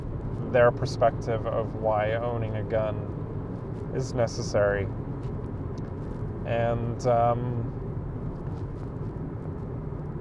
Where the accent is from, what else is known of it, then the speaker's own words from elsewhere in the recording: England, United Kingdom; now in Canada; I grew up in England, I moved to Canada